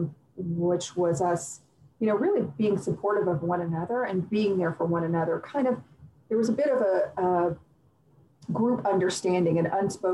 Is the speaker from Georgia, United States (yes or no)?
yes; West Cobb, Georgia, United States; I grew up in West Cobb.